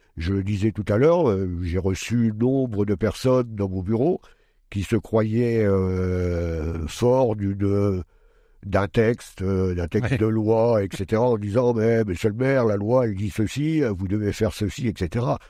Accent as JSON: {"language": "French", "area": "Pas-de-Calais", "region": "Hauts-de-France", "country": "France", "tie": "born or raised there", "moved": "as an adult", "lives_now": "Châlons-en-Champagne, France", "said": "je suis né dans le Pas-de-Calais"}